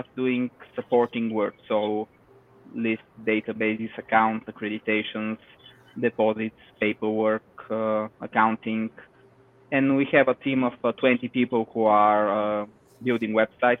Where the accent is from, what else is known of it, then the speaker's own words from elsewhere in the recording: Bulgaria; from Bulgaria